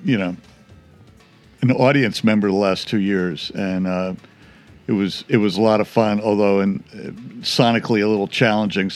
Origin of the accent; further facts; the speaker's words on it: Glen Ridge, New Jersey, United States; also born or lived in Cedar Grove, New Jersey / Hoboken, New Jersey; I grew up in like Cedar Grove and Glen Ridge